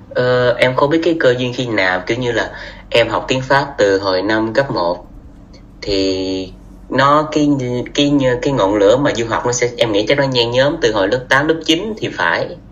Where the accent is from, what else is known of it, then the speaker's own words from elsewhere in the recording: Vietnam; moved away as an adult; mình là du học sinh mình đến từ Việt Nam tới đây